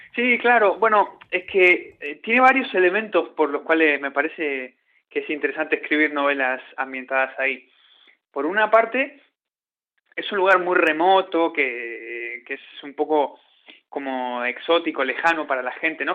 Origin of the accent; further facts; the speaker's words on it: Puerto Deseado, Santa Cruz, Argentina; now in Australia; cuando yo era chico, eh, en mi pueblo, en Puerto Deseado